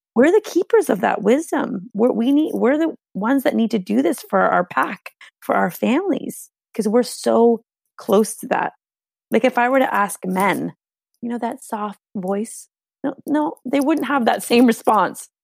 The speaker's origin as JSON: {"language": "English", "country": "Canada", "first_language": "Hungarian", "second_language": "English", "said": "first generation Canadian, my, like, my first language here was Hungarian. I went to Catholic school"}